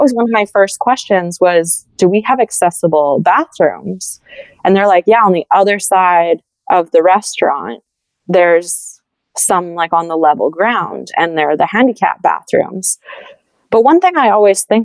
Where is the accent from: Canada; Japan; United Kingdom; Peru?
Canada; Edmonton, Alberta; now in Montreal, Canada; I live in Montreal now, like, I'm from Edmonton originally